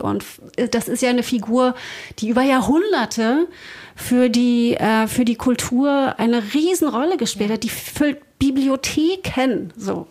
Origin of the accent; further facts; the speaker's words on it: Berlin, Germany; Also ich bin sehr katholisch aufgewachsen in Berlin